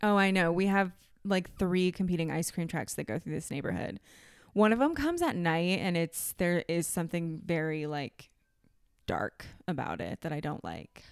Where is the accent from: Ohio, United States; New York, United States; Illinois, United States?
Ohio, United States; I grew up in Ohio